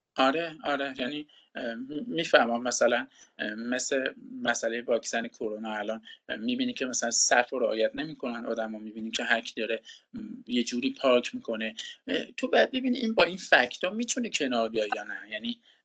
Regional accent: Iran; moved away as an adult; also born or lived in Canada; ما با این بینظمی تو ایران بزرگ شدیم

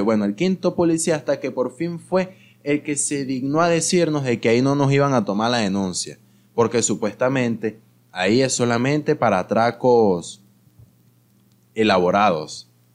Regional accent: Mérida, Venezuela; now in Caracas, Venezuela; yo también soy de Mérida

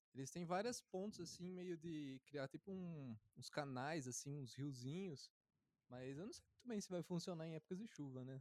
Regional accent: Barra Bonita, São Paulo, Brazil; eu sou de Barra Bonita e lá passa o Rio Tietê

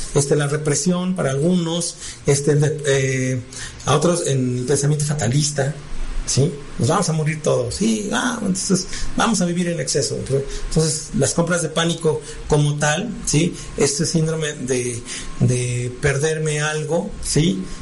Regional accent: Mexico; somos mexicanos

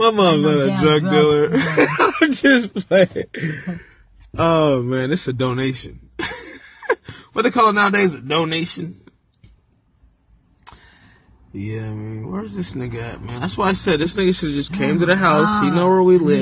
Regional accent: California, United States; we're from California

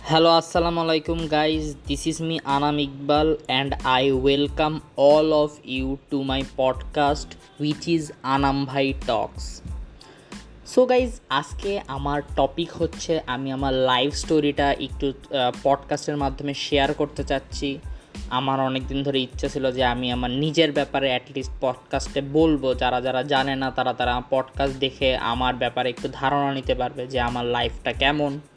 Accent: Bogura, Rajshahi Division, Bangladesh; also born or lived in Dhaka; class one পর্যন্ত পড়ে দেন আমি দুই সালে বগুড়ায় চলে আসি বগুড়ায় চলে আসি ব্যায়াম ল্যাবরেটরিতে ভর্তি হই

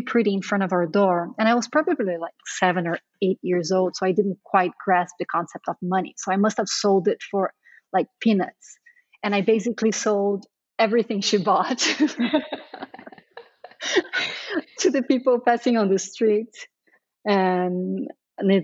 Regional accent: Brazil; moved away as an adult; also born or lived in Sao Paulo, Brazil / New York, United States; now in Portugal; I grew up pretty sheltered in Brazil, very close to my family

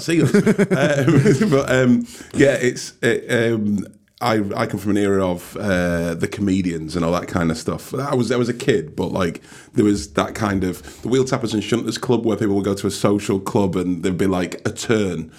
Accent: Oldham, North West England, United Kingdom; now in Liverpool, United Kingdom; I'm uh, Mancunian, so, Oldham. I will say Oldham

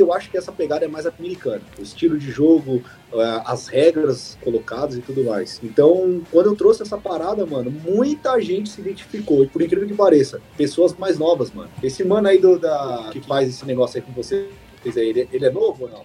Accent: São Paulo, Brazil; eu sou aqui de Sampa

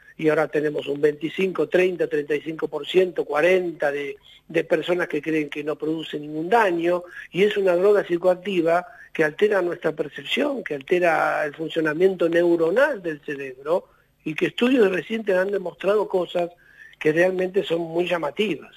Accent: Argentina; nosotros somos Argentina

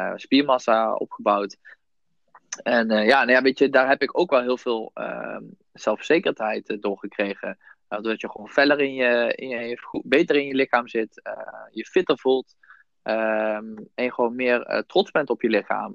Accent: Son en Breugel, North Brabant, Netherlands; also born or lived in Nijmegen; ik kom uit Zonnebreugel, hetzelfde als Jasper.

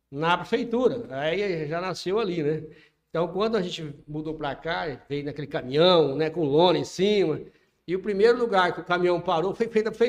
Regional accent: Iporã, Paraná, Brazil; also born or lived in Araruna; eu nasci em Araruna e vim para Iporã com 5 anos de idade.

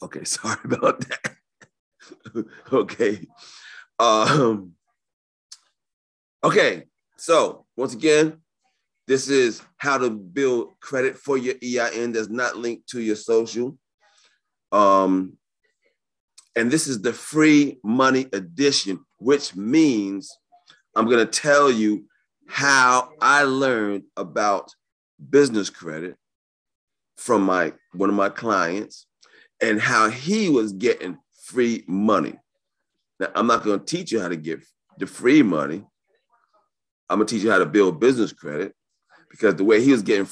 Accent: New York City, New York, United States; I was born and raised in New York City

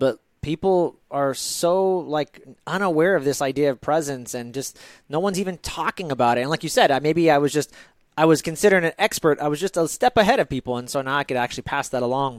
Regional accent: United States; As an American who had Starbucks whenever I wanted

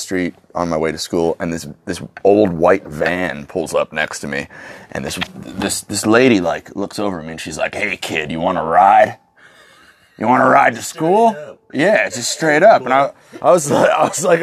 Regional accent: Spring Grove, Pennsylvania, United States; I was born in Spring Grove

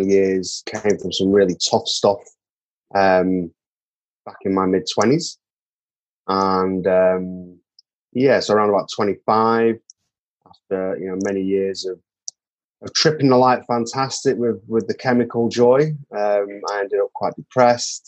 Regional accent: Manchester, North West England, United Kingdom; moved away as an adult; now in New Zealand; I was born and bred in Manchester in the north of England.

